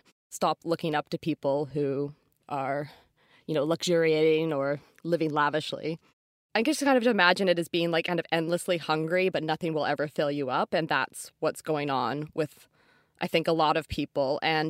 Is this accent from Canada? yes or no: yes; North Vancouver, British Columbia, Canada; Oh, I always knew. Like, I grew up in North Van, and I was at a public elementary school in a very like gentrifying neighborhood.